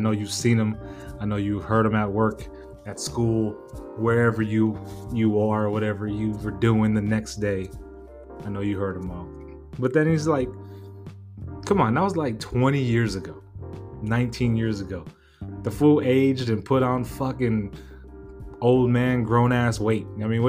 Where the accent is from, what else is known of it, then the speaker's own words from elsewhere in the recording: West Coast, United States; You know, I'm from the West Coast anyway, so I was going to like it, enjoy it regardless.